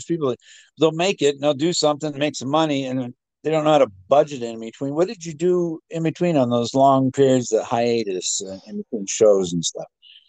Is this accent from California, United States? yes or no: yes; Los Angeles, California, United States; moved away as an adult; now in Cincinnati, United States; I was born and raised in Los Angeles, in Southern California.